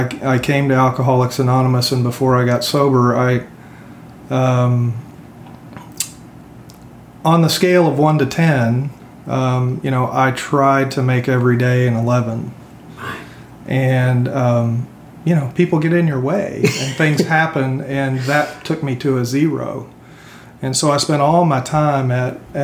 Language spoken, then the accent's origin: English; Euless, Texas, United States; moved away as an adult; also born or lived in Salt Lake City, Utah / California; I grew up in Euless, Texas, which was a small town in the 80s